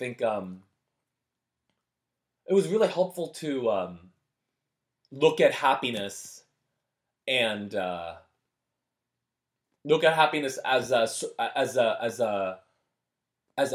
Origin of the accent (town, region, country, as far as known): San Francisco, California, United States; born or raised there; English is a second language; moved away; also born or lived in South Korea